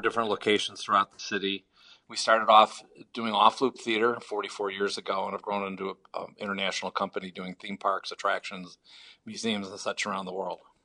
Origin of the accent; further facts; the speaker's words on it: Chicago, Illinois, United States; I'm from Chicago originally